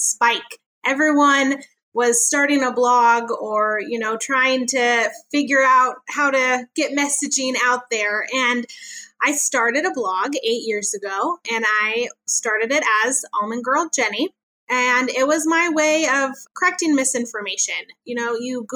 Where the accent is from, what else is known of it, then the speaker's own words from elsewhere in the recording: Chico, California, United States; moved away as an adult; now in Kern County, United States; I grew up in Northern California in Chico